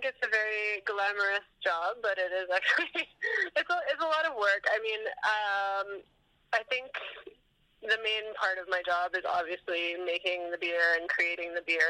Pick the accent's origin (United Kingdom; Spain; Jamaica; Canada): Canada; Vancouver, British Columbia; And I grew up in Vancouver, and pretty much the only big brewery at the time, this would have been about 2005, in Vancouver was the Molson Brewery